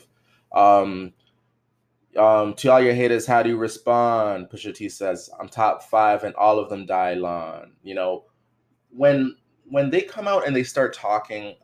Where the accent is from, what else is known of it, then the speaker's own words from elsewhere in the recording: Toronto, Ontario, Canada; I'm from Toronto